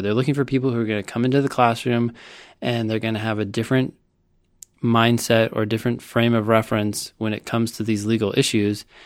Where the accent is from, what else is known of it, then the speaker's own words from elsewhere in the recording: Palo Alto, California, United States; I grew up in Palo Alto, California